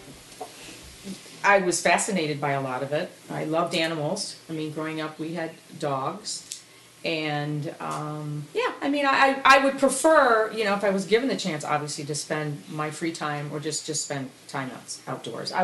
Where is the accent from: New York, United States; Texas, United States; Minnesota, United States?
New York, United States; Corning; moved away as an adult; also born or lived in Annandale, Virginia; I was born in Corning, New York